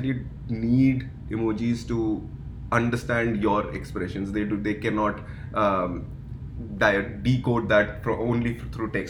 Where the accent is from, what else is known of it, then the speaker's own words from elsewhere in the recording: India; also born or lived in Dubai / Canada; now in Toronto, Canada; I am originally from India